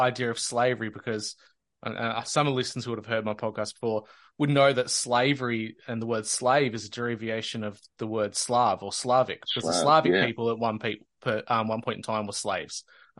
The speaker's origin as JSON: {"language": "English", "region": "Victoria", "country": "Australia", "said": "Victoria, my home state"}